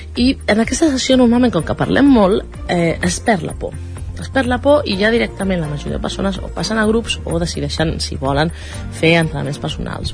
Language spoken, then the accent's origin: Catalan; La Garriga, Catalonia, Spain; nosaltres som de la Garriga.